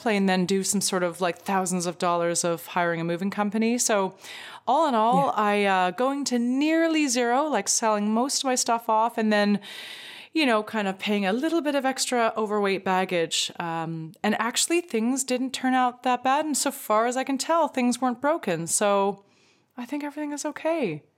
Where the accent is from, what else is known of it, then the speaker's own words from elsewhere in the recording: Greece; Well, so I'm from Greece and I will be staying here if, one way ticket booked.